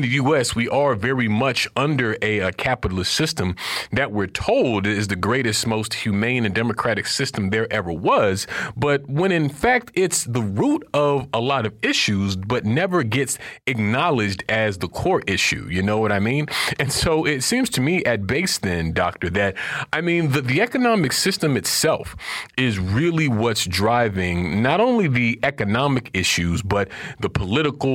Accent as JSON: {"language": "English", "region": "Florida", "country": "United States", "said": "I'm from Florida"}